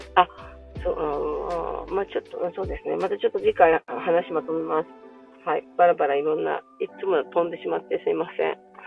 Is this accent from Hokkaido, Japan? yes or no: yes; Hokkaido, Japan; 私北海道なんですけど